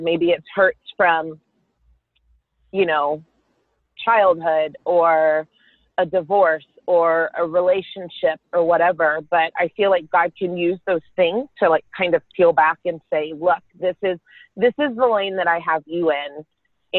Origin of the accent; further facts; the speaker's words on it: Carrollton, Texas, United States; I grew up in Carrollton, Texas with my sister and my parents